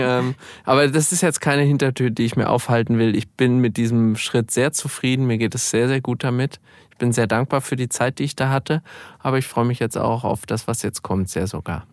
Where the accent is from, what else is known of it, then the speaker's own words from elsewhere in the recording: Gelnhausen, Hesse, Germany; Ich bin jetzt Stadtverordnetenvorsteher in meiner Heimatstadt Gelnhausen.